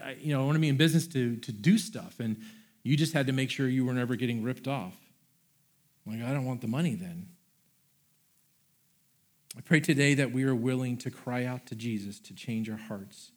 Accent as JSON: {"language": "English", "region": "Florida", "country": "United States", "said": "I am from Florida. I had never seen snow before"}